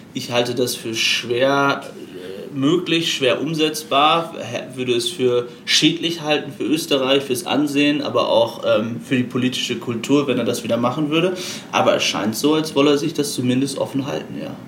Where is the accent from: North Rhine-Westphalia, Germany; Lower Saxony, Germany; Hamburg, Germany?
Lower Saxony, Germany; Aurich; moved away as an adult; Ich bin geboren in Ostfriesland, in Aurich, einem kleinen Ort in Norddeutschland, und habe dort für die Emder Zeitung gearbeitet